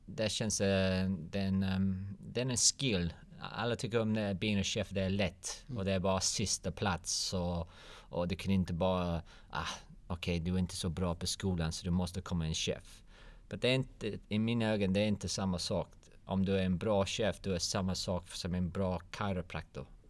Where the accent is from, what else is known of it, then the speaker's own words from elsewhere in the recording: London, United Kingdom; Swedish is a second language; moved away as an adult; now in Malmö, Sweden; Jag kommer från London